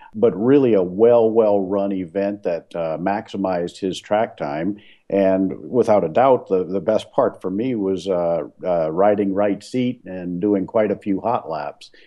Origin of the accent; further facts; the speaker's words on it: New Orleans, Louisiana, United States; moved away as an adult; now in Portland, United States; I was born and raised in New Orleans